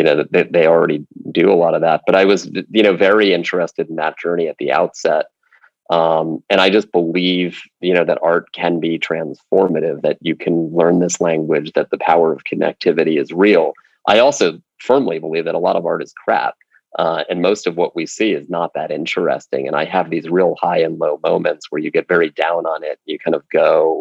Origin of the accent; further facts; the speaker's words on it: Princeton, New Jersey, United States; moved away as an adult; also born or lived in Virginia / United Kingdom; I grew up in Princeton